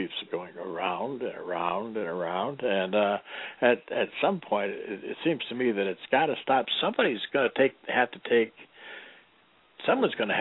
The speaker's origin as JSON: {"language": "English", "town": "Detroit", "region": "Michigan", "country": "United States", "moved": "yes", "said": "I'm from Detroit"}